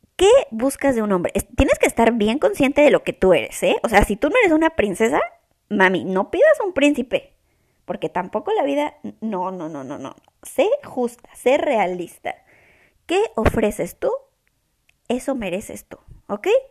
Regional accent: Mexico; moved away as an adult; now in Toronto, Canada; Y soy mexicana. Soy de una ciudad en México muy chiquita

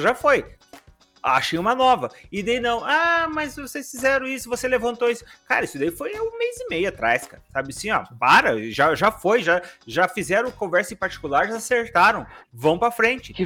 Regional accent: Brazil; a gente é brasileiro

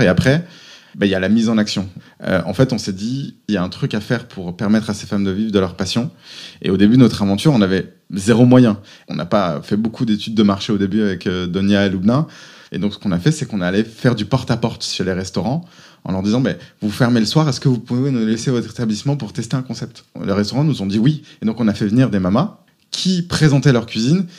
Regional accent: Auvergne-Rhône-Alpes, France; moved away as an adult; also born or lived in Paris / United States / Lille; J'ai grandi en Auvergne.

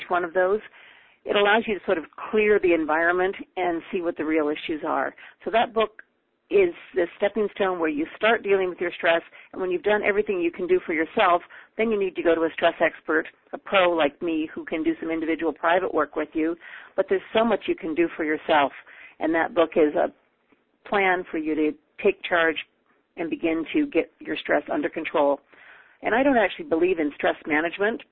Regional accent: Canada; also born or lived in Peru; now in Calgary, Canada; I now live in Calgary, Alberta. I am Canadian, and we make our home here at the moment

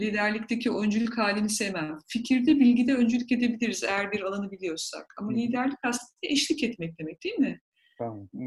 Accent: Black Sea Region, Turkey; ben Karadenizliyim

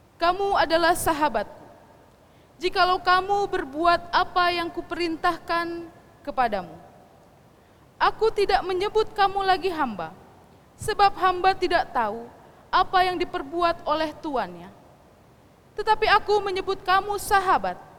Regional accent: West Java, Indonesia; first language Sundanese; Indonesian is a second language; kita, orang Sunda membaca Alkitab bahasa Sunda

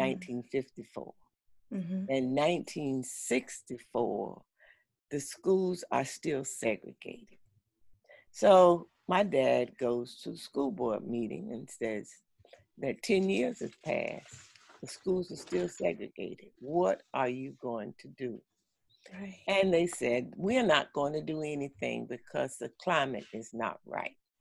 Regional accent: St. Augustine, Florida, United States; now in Orlando, United States; I grew up in St. Augustine, Florida, and I now live in Orlando, Florida

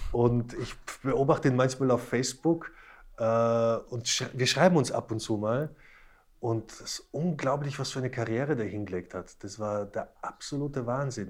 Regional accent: Slovakia; moved away; also born or lived in Tyrol; wir sind ja beide gebürtige Slowaken

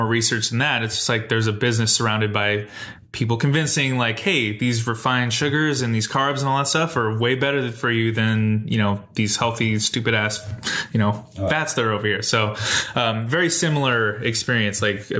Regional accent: United States; me being an American, it's like, yeah, but you can go on the West Coast, you can have a burger that's completely different

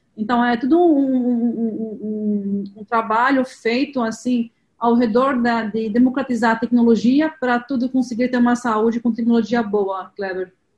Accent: Lebanon; Portuguese is a second language; moved away as an adult; now in Brazil; Eu sou libanesa, tenho um pouco de sotaque, estou aqui no Brasil há, 20, há 23 anos

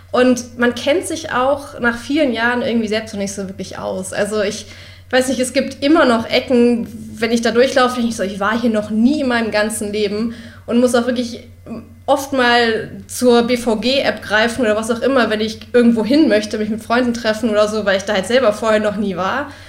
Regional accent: Berlin, Germany; spreche ja selber eigentlich fast gar keinen Dialekt. Das ist auch immer, wenn ich jemandem sage, ich komme aus Berlin, sind alle immer so, hä?

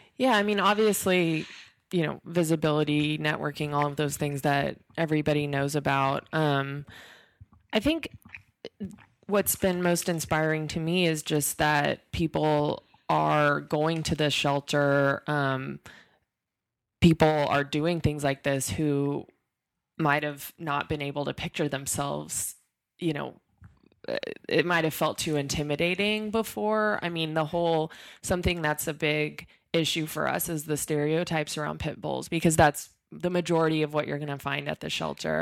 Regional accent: Texas, United States; I'm from Texas

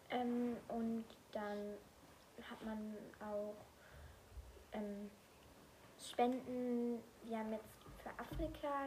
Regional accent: Saarland, Germany; Aber ich kannte das nicht, weil da, wo ich herkomme, im Saarland, gibt es das nicht.

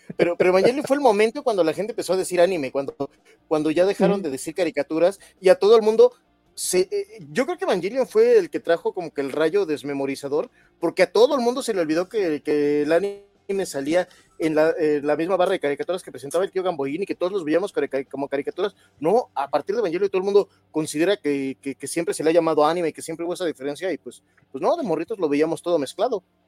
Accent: Mexico; como los mexicanos

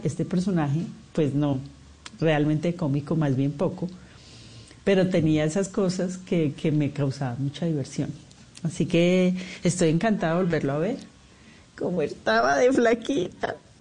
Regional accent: Colombia; accent: Colombian; also born or lived in Mexico

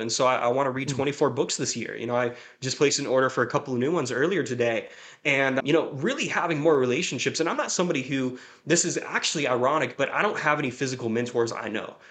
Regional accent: Jacksonville, Florida, United States; moved away; also born or lived in Bakersfield, California; I'm originally from Jacksonville, Florida

